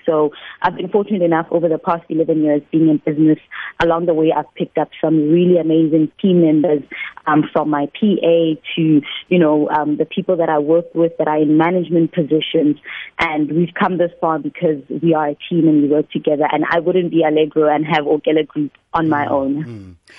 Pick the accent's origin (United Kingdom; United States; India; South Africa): South Africa; Limpopo; moved away as an adult; also born or lived in Johannesburg; I am a girl from Limpopo province